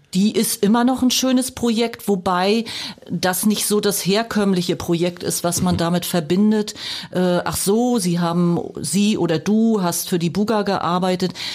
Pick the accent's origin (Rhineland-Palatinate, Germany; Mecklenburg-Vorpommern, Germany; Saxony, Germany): Mecklenburg-Vorpommern, Germany; moved away as an adult; also born or lived in Weimar / Lusatia; Also als Person komme ich aus Mecklenburg-Vorpommern, da bin ja. ich auch geboren